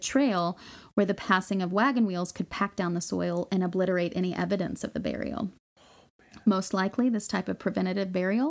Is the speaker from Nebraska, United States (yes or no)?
yes; Nebraska, United States; When I returned to Nebraska in 1992 to visit my hometown